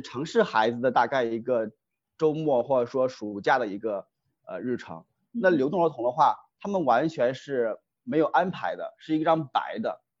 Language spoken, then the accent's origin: Chinese; rural Henan, China; moved away; 我老家是河南的，啊，嗯河哼南农村的